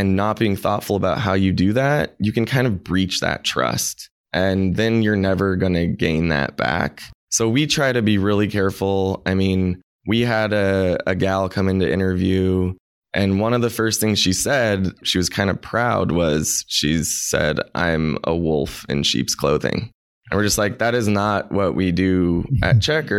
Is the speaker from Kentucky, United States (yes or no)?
no; Anchorage, Alaska, United States; moved away as an adult; also born or lived in San Francisco; born and raised in Anchorage, Alaska.